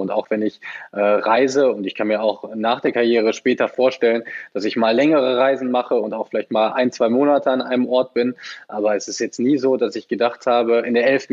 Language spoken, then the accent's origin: German; the West, western Germany, Germany; Ich bin voll ein Kind des Westens habe mein ganzes Leben lang hier gespielt